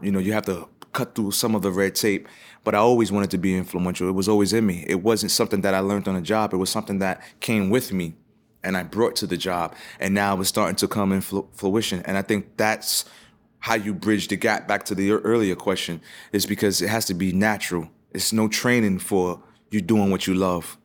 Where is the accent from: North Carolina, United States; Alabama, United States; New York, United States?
New York, United States; New York City; I grew up in the, uh, South Bronx